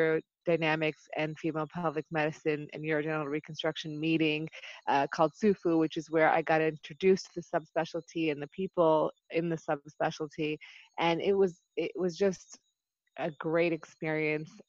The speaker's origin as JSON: {"language": "English", "town": "Buffalo", "region": "New York", "country": "United States", "tie": "born or raised there", "also_born_or_lived": "Chicago / Dallas", "moved": "as an adult", "lives_now": "Maryland, United States", "said": "I initially am born and raised in Buffalo, New York"}